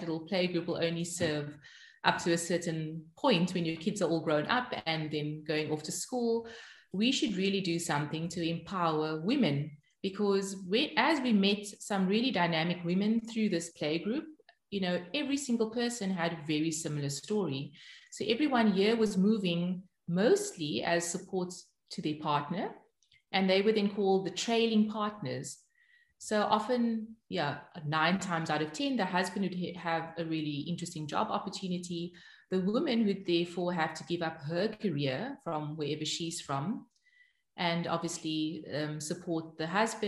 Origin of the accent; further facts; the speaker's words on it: Cape Town, Western Cape, South Africa; moved away as an adult; now in Arnhem, Netherlands; I grew up in Cape Town, born and bred in Cape Town